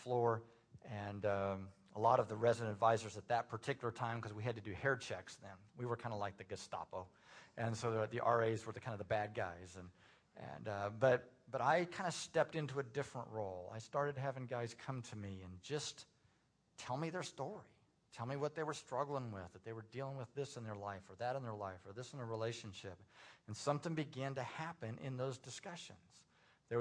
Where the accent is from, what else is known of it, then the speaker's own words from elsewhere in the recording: Indiana, United States; moved away as an adult; also born or lived in Tulsa, Oklahoma; I'm from Indiana originally, and my plans as a senior in high school, I was going to go to Indiana University